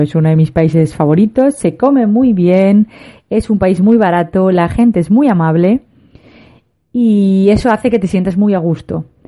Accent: Spain; los españoles

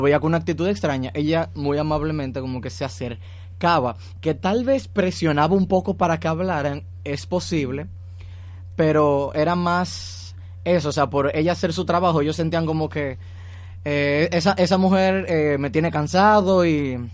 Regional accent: Dominican Republic; nuestra eh, sociedad como dominicana

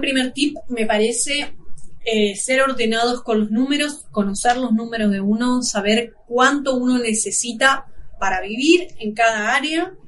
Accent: Argentina; nosotros somos de Argentina

